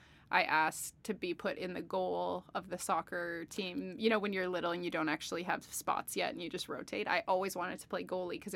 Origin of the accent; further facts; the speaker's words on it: British Columbia, Canada; And growing up outside of Victoria, I got to see a lot, especially for a place that can be, it's an island, it's in Canada.